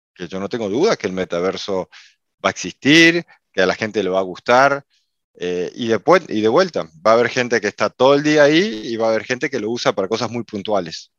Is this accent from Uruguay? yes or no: yes; Uruguay; now in Miami, United States; soy uruguayo, eh, aunque vivo en Miami, en Estados Unidos hace muchísimos años